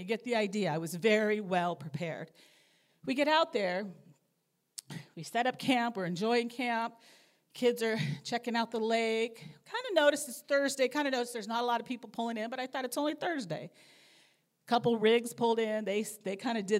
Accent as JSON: {"language": "English", "town": "Anaheim", "region": "California", "country": "United States", "tie": "born or raised there", "moved": "as an adult", "said": "I grew up in Southern California, in Anaheim, just 5 minutes from Disneyland"}